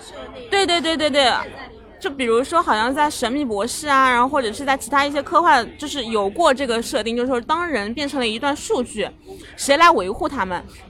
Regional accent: China; 我们中国人的观念嘛，

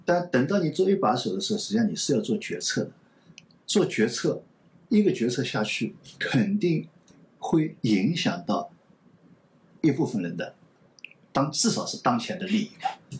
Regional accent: China; 我们中国人

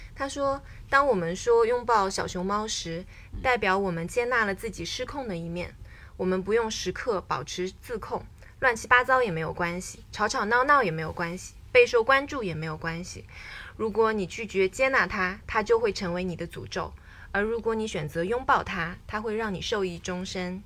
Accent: China; 我是一个从小在中国长大的小朋友

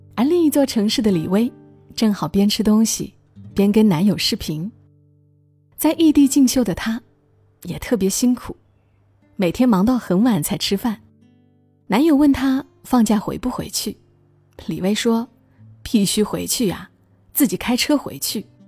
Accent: Hunan, China; 在我的老家湖南，夏天炎热，冬天寒冷

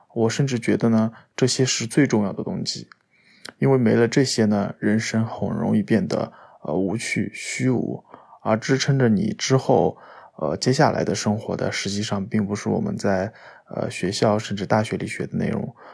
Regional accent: Anhui, China; now in Shanghai, China; 我来自安徽。现在在上海工作，呃，是上海名师图书的编辑

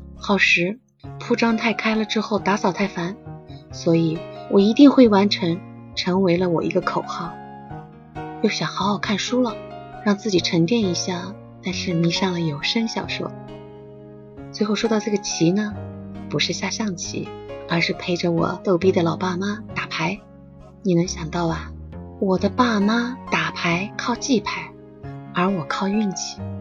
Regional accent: Xinjiang, China; now in Shanghai, China; 我是一个在新疆长大的上海人，就是那种血液热热的又贼细腻的那个人

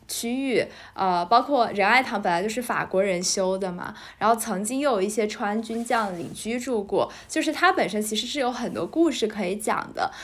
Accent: Chongqing, China; 像我自己作为一个重庆人

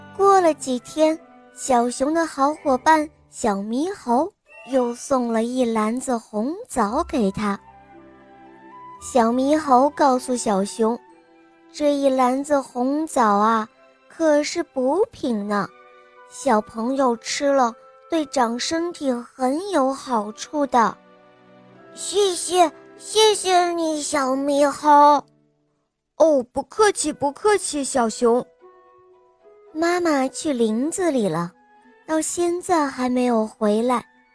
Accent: Suzhou, Jiangsu, China; 我来自苏州，我，我今年四岁了

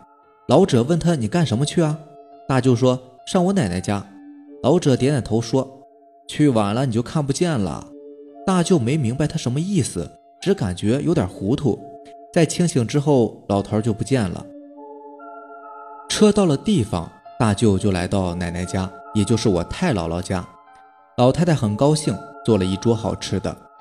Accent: Jixian County, Heilongjiang, China; 之前说过，我老家是住在集贤县的，三舅呢就住在老家

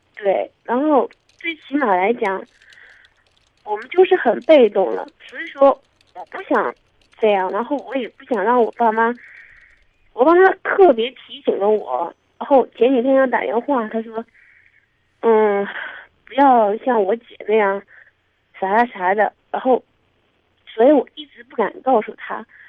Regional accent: Jiangxi, China; now in Zhejiang, China; 我们家是江西那边的

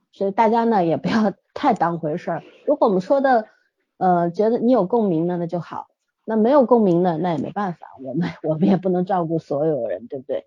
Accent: Shanghai, China; 大家会像我们上海这边 ，呃，三期啊，五期啊都是比较重要的

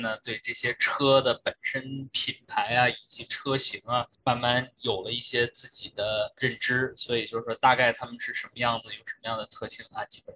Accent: Shandong, China; moved away as an adult; also born or lived in United States; 本身我是山东人

